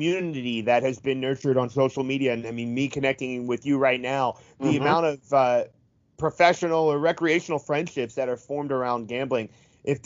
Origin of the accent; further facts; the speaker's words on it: just outside Philadelphia, southern New Jersey, United States; I grew up just outside of Philly in southern New Jersey